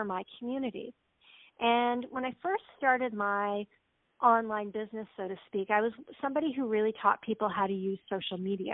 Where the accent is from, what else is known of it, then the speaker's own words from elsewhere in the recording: Canada; I grew up in Canada, and I was raised by a single mom